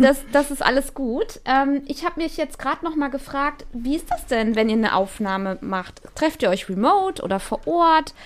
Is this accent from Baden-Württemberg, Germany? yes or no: no; North Rhine-Westphalia, Germany; ich komme ja aus Nordrhein-Westfalen